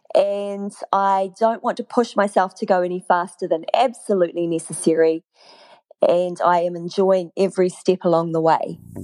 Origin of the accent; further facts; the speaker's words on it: New Zealand; moved away as an adult; also born or lived in Malaysia; I moved back to my home country without knowing that I was moving back